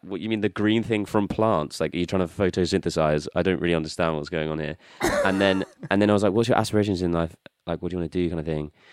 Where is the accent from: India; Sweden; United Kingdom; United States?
United Kingdom; also born or lived in New Zealand; I just have never really felt like a very strong connection to being British